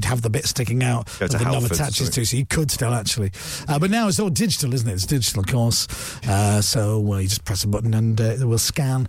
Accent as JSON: {"language": "English", "country": "Ireland", "said": "I'm Irish"}